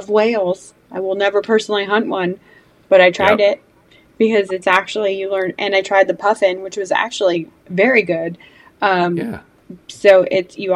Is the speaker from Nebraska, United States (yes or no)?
no; California, United States; now in Georgia, United States; I was born and raised in California